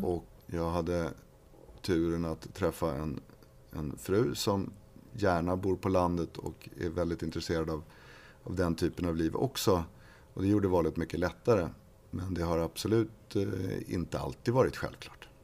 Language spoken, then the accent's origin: Swedish; Upplands Väsby, Stockholm County, Sweden; also born or lived in Uppsala; Jag är uppväxt i Väsby.